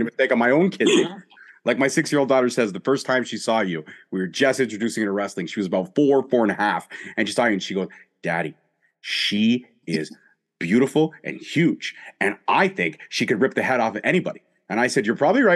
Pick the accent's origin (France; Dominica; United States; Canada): Canada; I'm a Canadian